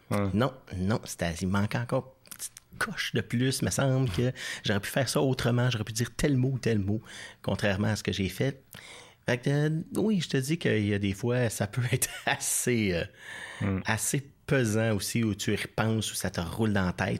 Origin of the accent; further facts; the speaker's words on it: Saint-Constant, Quebec, Canada; moved away as an adult; also born or lived in La Prairie / Saint-Hubert / Natashquan; now in Outaouais, Canada; Je suis natif de Saint-Constant, petite ville